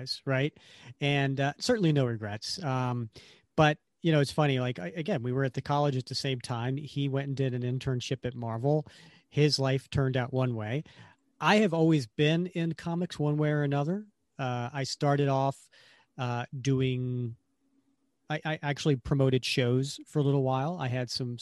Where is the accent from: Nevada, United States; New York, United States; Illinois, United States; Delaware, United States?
Delaware, United States; I grew up in Delaware